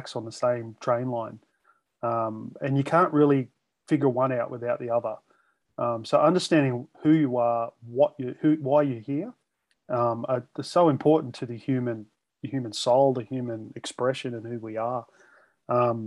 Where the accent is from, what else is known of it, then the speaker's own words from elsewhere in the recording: Australia; as an Aussie